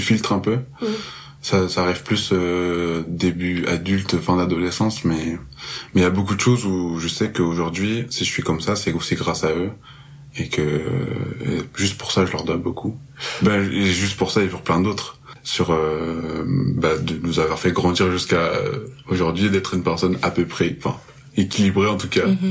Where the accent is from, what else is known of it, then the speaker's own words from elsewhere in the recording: Marseille, Provence-Alpes-Côte d'Azur, France; moved away as an adult; now in Montreal, Canada; je suis originaire de Marseille. Euh, là, je suis à Montréal depuis très peu